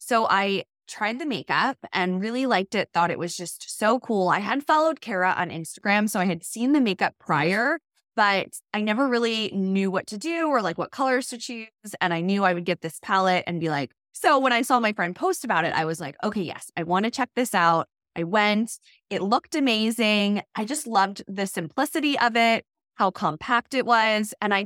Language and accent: English; Maryland, United States; Yeah, so I am from Maryland, live on the East Coast, and I have two little boys.